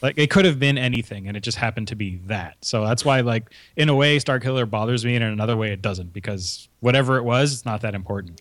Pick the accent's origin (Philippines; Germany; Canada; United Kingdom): Canada; we're Canadian